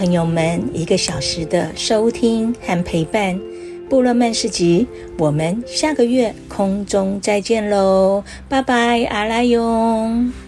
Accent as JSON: {"language": "Chinese", "town": "Xincun", "region": "Taitung County", "country": "Taiwan", "tie": "born there", "said": "哎呀，那个是我出生的地方，在、嗯、新村的那个地方哈。"}